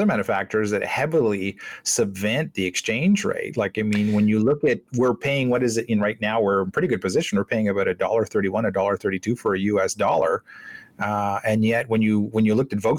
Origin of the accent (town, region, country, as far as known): Canada